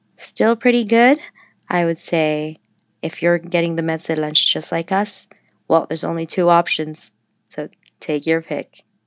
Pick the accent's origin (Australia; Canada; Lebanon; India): Canada; also born or lived in Toronto; I'm Canadian.